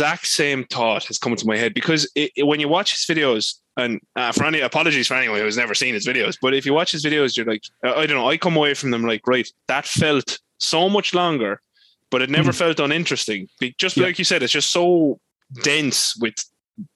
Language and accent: English; Kilkenny, Leinster, Ireland; I'm from Kilkenny, which is also currently where I live again.